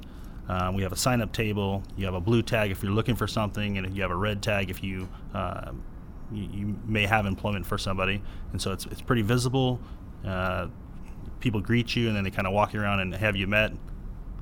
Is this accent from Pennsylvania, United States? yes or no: no; San Diego, California, United States; I'm actually a rare San Diego native. I was born here in San Diego